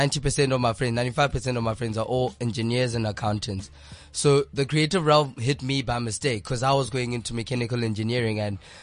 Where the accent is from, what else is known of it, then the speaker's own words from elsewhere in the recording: Polokwane, Limpopo, South Africa; moved away; I'm from Polokwane, Flora Park.